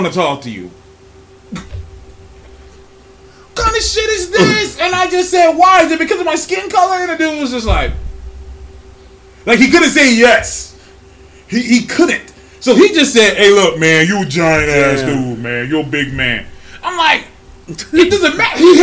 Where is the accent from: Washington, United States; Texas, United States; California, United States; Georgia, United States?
California, United States; I'm from California, but my whole family is from Birmingham, Alabama.